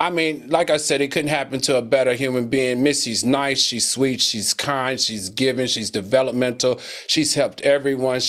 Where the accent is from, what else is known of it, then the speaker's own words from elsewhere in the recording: Virginia, United States; I'm from Virginia